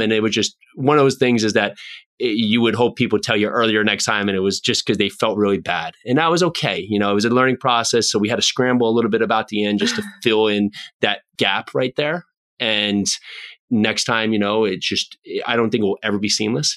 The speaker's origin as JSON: {"language": "English", "region": "New Jersey", "country": "United States", "tie": "born or raised there", "said": "friends I grew up with here in New Jersey"}